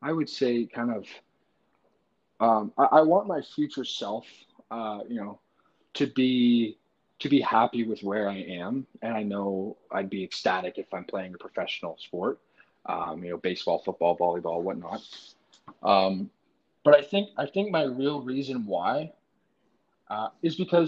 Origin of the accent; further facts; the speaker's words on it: Brockville, Ontario, Canada; because I am from Canada